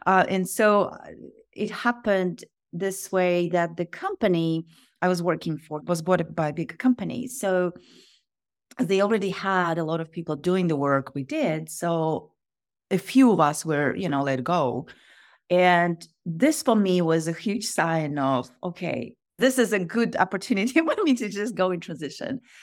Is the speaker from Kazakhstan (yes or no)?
yes; Kazakhstan; moved away as an adult; now in United States; I am originally from Kazakhstan. I was born in Kazakhstan, and grew up